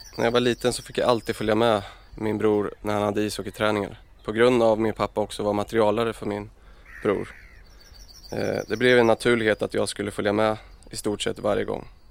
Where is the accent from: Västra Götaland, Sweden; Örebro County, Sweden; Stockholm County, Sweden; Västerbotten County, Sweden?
Örebro County, Sweden; Örebro; jag är uppvuxen, uppvuxen i Örebro och eh, ute i Adolfsberg